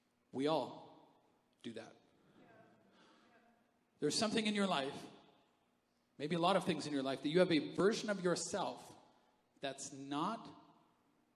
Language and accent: English; Canada; I'm Canadian. We need furnaces